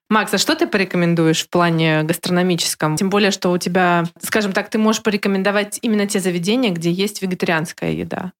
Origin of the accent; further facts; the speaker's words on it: Kaliningrad, Kaliningrad Oblast, Russia; я коренной житель Калининграда